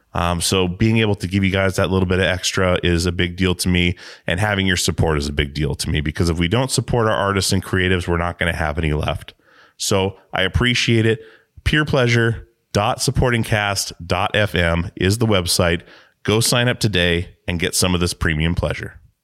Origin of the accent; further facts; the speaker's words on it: Alaska, United States; I'm from Alaska.